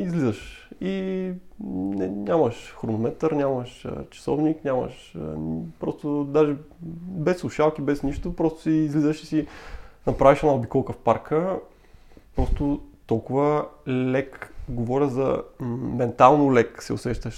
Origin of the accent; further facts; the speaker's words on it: Sevlievo, Gabrovo Province, Bulgaria; moved away as an adult; now in Sofia, Bulgaria; аз съм роден от Севлиево. Вече в София съм над 10 години.